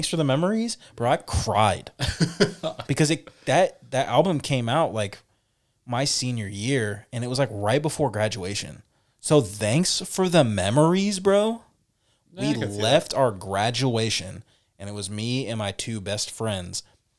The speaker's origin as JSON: {"language": "English", "region": "California", "country": "United States", "tie": "born or raised there", "said": "I grew up in the Bay Area during, like, the birth really of the hyphy movement"}